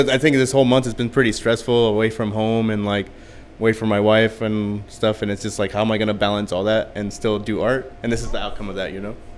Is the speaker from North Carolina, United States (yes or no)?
no; Riverside, California, United States; also born or lived in East Los Angeles, California / San Bernardino, California; I'm from Riverside, California.